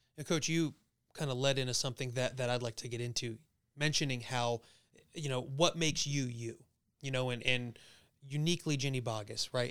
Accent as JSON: {"language": "English", "town": "Little Falls", "region": "New Jersey", "country": "United States", "tie": "born or raised there", "said": "my hometown, Little Titten Falls, New Jersey"}